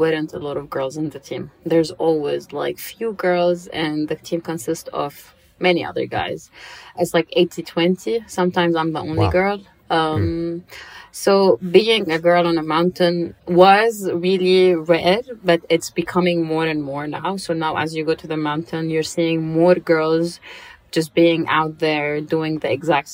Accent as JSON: {"language": "English", "region": "Dubai", "country": "United Arab Emirates", "tie": "born or raised there", "said": "I grew up in Dubai, so you know how life is in Dubai."}